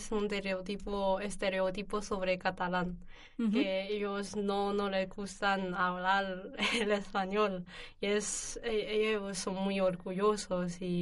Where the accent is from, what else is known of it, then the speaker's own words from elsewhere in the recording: Northeast China, China; Spanish is a second language; moved away as an adult; now in Alcalá de Henares, Spain; yo soy de noreste de China